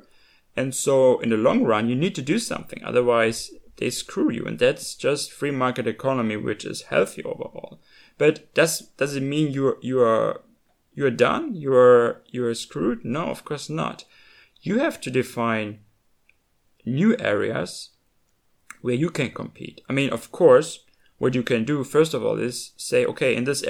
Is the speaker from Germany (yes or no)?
yes; Germany; the values that I grew up with in Germany